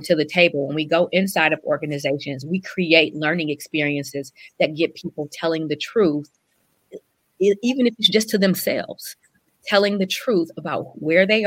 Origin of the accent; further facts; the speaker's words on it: Detroit, Michigan, United States; also born or lived in Europe; having been born and raised and grown up on the west side of Detroit